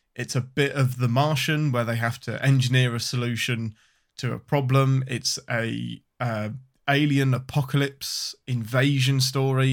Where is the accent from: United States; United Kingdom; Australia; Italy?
United Kingdom; England; I'm your Englishman